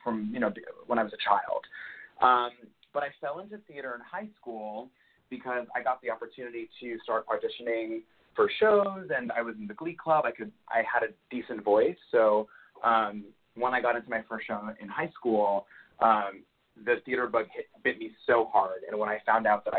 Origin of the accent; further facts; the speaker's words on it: New York, United States; I'm originally from New York. I was born in Queens.